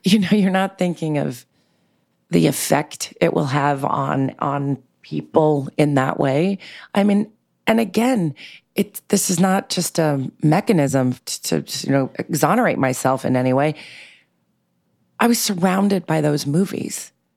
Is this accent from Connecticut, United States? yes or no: no; New York City, New York, United States; I grew up in New York City in a very eclectic, bohemian, um, uh, diverse way in Manhattan